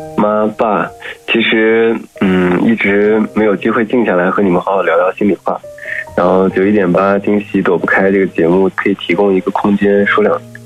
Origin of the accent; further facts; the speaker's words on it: Northwest China, China; moved away as an adult; also born or lived in Beijing; now in Hangzhou, China; 我是西北人，然后上学工作在北京时间比较久，大概十二年吧，然后后来来了杭州，大概在杭州待了四年